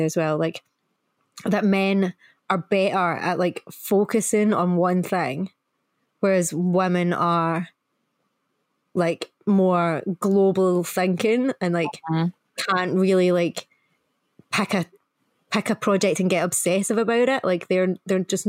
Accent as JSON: {"language": "English", "region": "Scotland", "country": "United Kingdom", "accent": "Scottish", "said": "my proper Scottish accent"}